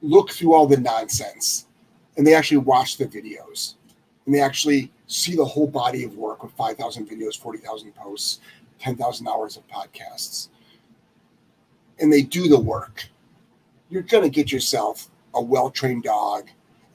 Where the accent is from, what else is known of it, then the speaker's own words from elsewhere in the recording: Lyndhurst, Ohio, United States; moved away as an adult; now in Rhode Island, United States; I'm originally from Lyndhurst, Ohio